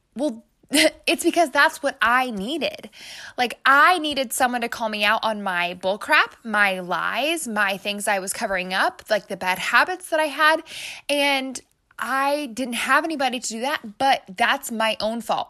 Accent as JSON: {"language": "English", "region": "Midwest", "country": "United States", "said": "I'm obviously from the Midwest because I said O P E."}